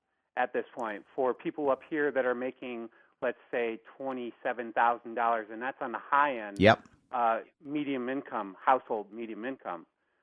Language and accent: English; Long Island, New York, United States; I'm from Long Island originally, but I went to high school up here